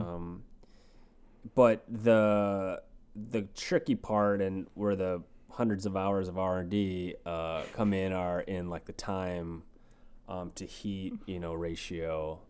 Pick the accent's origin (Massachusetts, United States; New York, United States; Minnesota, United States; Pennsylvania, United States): Minnesota, United States; Red Wing; moved away as an adult; now in Los Angeles, United States; me growing up in Red Wing, Minnesota